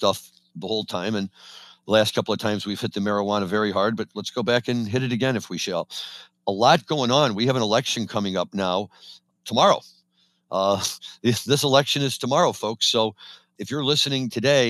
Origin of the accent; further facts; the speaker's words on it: Missouri, United States; now in Chicago, United States; Missouri's my home state